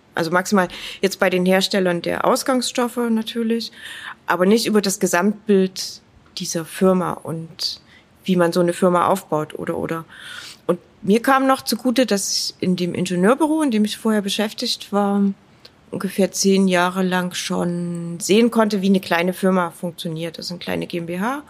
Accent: Dresden, Saxony, Germany; Ich bin in Dresden aufgewachsen und ich bin sehr gerne hier.

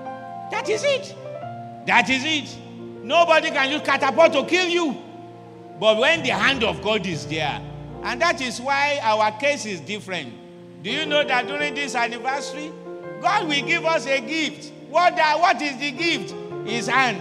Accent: Ibadan, Oyo, Nigeria; English is a second language; Sometimes I speak Yoruba and they will discover that I'm from Ibadan

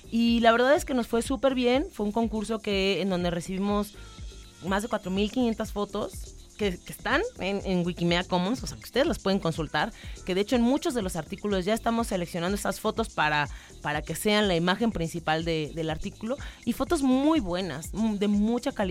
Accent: Mexico; eso que, que es como tan, tan nuestro ADN como mexicana

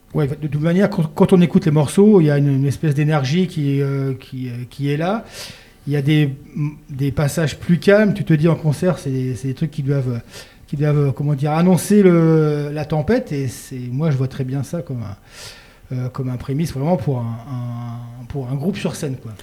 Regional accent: Paris, Île-de-France, France; moved away as an adult; now in Lorraine, France; je suis pas lorrain, hein. moi je suis parisien, j'ai atterri en Lorraine il y a quelques années

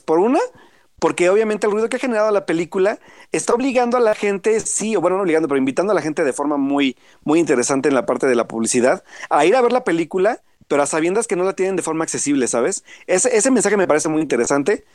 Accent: Puebla, Mexico; yo soy de Puebla

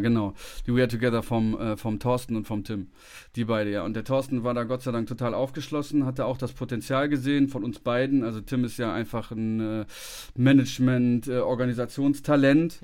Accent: Bonn, North Rhine-Westphalia, Germany; moved away; ich komme ja ursprünglich aus Bonn

